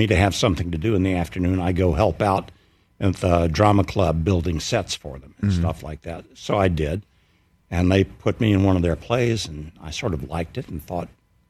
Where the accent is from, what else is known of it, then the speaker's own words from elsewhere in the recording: Mississippi, United States; I'm from Mississippi